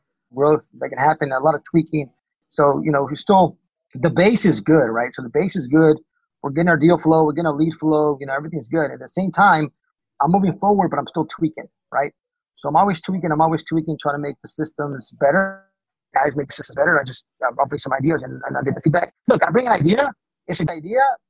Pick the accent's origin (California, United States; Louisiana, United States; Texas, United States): Texas, United States; moved away; I'm from Texas originally